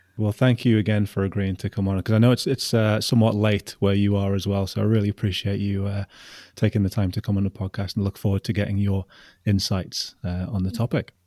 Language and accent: English; Newcastle upon Tyne, North East England, United Kingdom; I'm from Newcastle